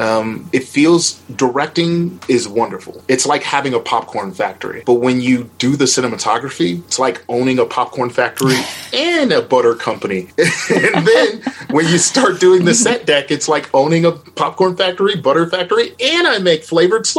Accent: Milwaukee, Wisconsin, United States; I'm from Milwaukee, Wisconsin, which is the most segregated city in America

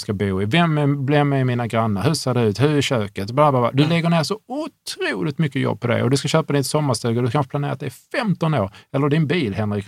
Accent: Hörby, Skåne, Sweden; Jag är från Hörby, jag är från en enkel

